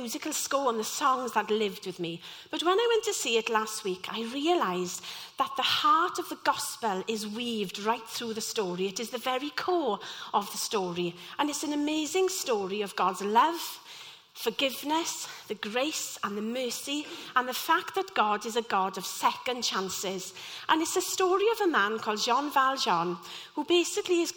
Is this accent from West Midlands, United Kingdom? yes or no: no; Llanelli, Wales, United Kingdom; I'm from Llanelli and was part of the local youth theatre there.